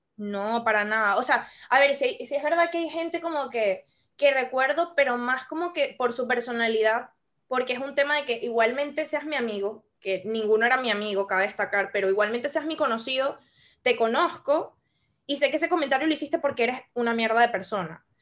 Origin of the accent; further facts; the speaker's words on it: Venezuela; moved away; soy de Venezuela